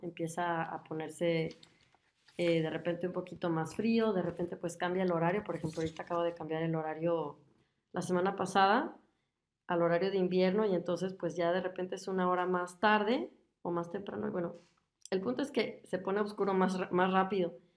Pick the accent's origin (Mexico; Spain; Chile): Mexico; moved away as an adult; now in Germany; soy mexicana